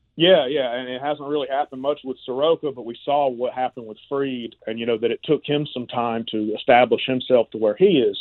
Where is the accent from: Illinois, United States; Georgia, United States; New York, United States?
Georgia, United States; Valdosta; moved away; my hometown of Valdosta